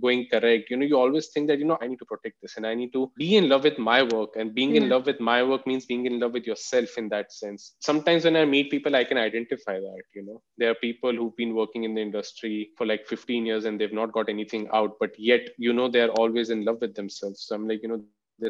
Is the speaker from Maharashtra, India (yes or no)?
no; Delhi, India; growing up in Delhi